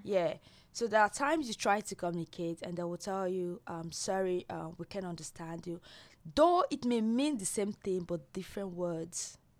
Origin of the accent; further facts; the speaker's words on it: Nigeria; moved away as an adult; now in Australia; I'm from Nigeria